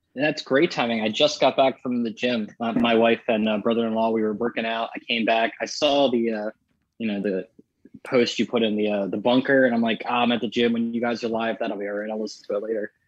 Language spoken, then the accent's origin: English; Maryland, United States; I grew up, um, I'm from Maryland and I grew up in the countryside.